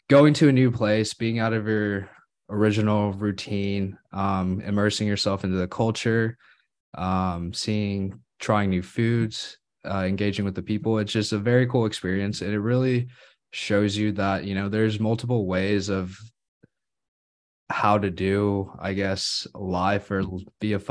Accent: India; born there; I was born in India, so I've had the I've been fortunate enough to go and spend my summers visiting grandparents

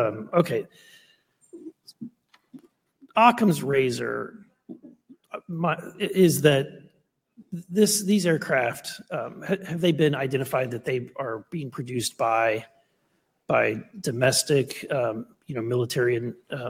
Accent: Missouri, United States; And I think that's because I'm from Missouri.

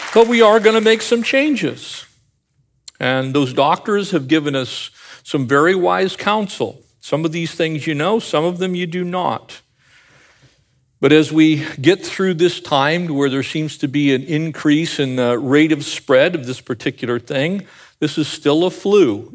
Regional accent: Escondido, California, United States; I grew up in the avocado capital of the world. I was born in Escondido, California

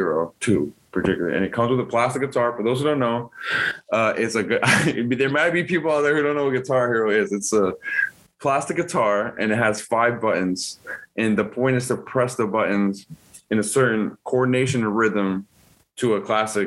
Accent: New York City, New York, United States; moved away; I love that I come from the Bronx

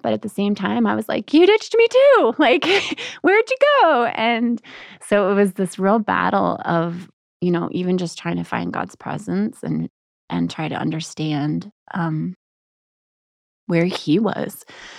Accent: Texas, United States; now in Colorado, United States; I grew up in Texas.

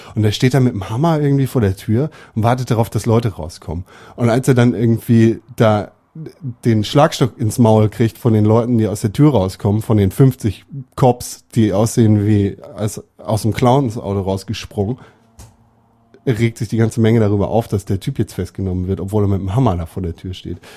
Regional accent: Germany; bei uns in Deutschland. Wir sind 82 Millionen

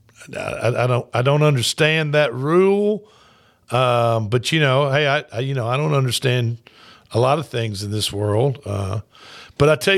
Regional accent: the South, United States; I'm a Southerner

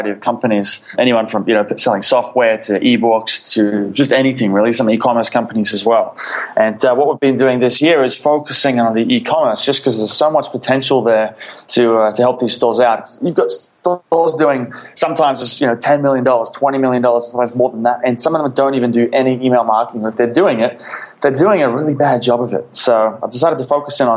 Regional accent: Sydney, New South Wales, Australia; moved away as an adult; also born or lived in Philippines; I grew up in Australia, in Sydney.

